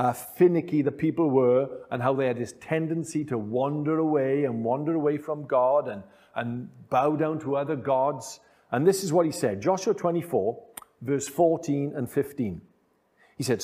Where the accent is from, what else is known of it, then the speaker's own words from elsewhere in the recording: Wales, United Kingdom; being Welsh and living in this part of the United Kingdom, Wales